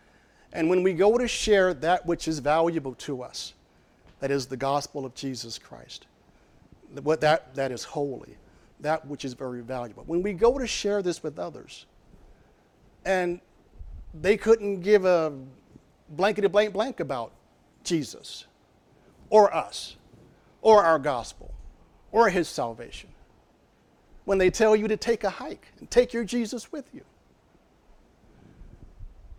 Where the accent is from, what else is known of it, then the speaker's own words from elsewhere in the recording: Arkansas, United States; moved away; I'm from Arkansas